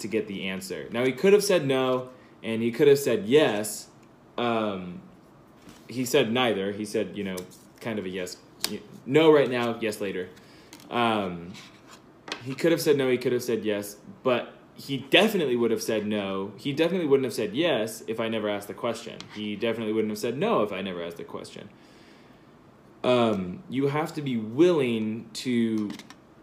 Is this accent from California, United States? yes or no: yes; California, United States; I'm from California